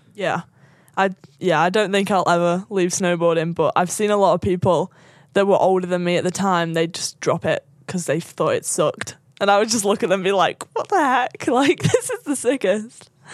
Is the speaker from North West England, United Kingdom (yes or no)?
yes; Sandbach, North West England, United Kingdom; Just south of Manchester, like half an hour south, um, from a small town called Sandbach